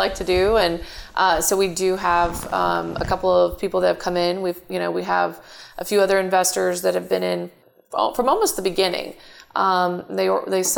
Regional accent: Houston, Texas, United States; also born or lived in Katy, Texas; I grew up in north side of Houston

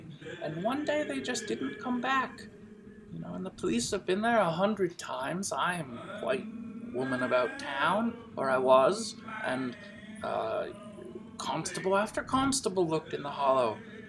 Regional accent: McKeesport, Pennsylvania, United States; born there; I was born in McKeesport, you see, and there was a clay pipe factory for years and years when I was a little girl

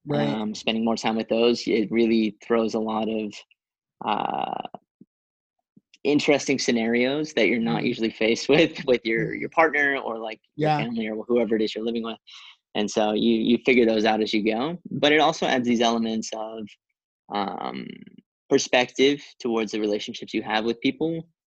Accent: East Coast, Canada; A lot of my family lives back where I grew up on the East Coast of Canada.

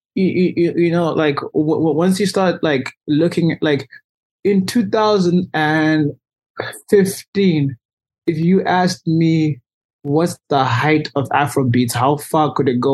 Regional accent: Zimbabwe; moved away as an adult; I was raised and born in Zimbabwe I was there until I was 18 I go home every year

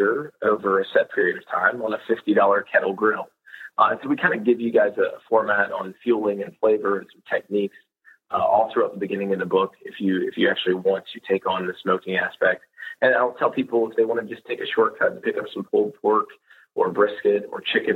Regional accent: the South, United States; born and raised in the South

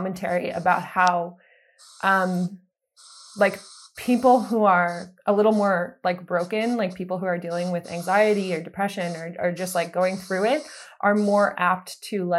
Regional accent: East Coast, United States; moved away as an adult; now in Los Angeles, United States; I'm originally from the East Coast. I moved out here a few years ago.

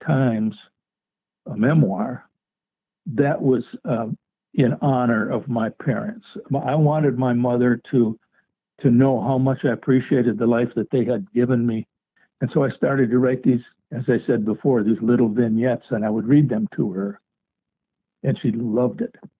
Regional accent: Mound, Minnesota, United States; I grew up in Mound, Minnesota, um, on an island

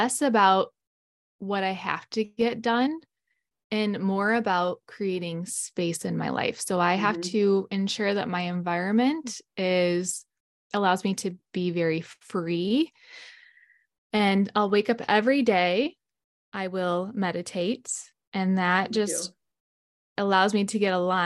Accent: Michigan, United States; I'm from Michigan

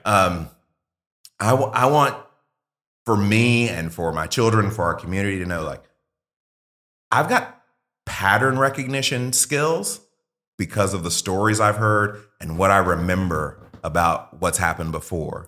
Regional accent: Mississippi, United States; I grew up in Mississippi, like, very poor when my parents were young

